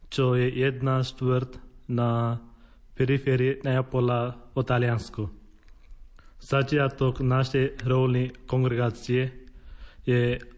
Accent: India; Slovak is a second language; moved away as an adult; now in Slovakia; Som rada, že môžem povedať, že som z Indie.

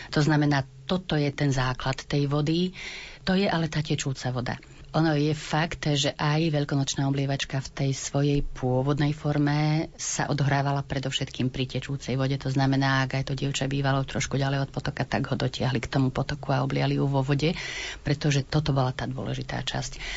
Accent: Pozdišovce, Košice Region, Slovakia; od mojej starej mamy doma v Pozdyšovciach

